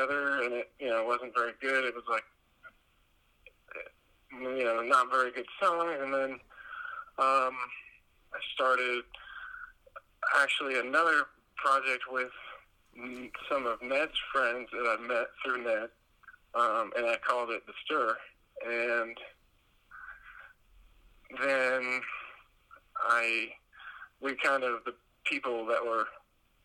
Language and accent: English; the South, Southeast United States, United States; I'm from the South, so the South of America, Southeast.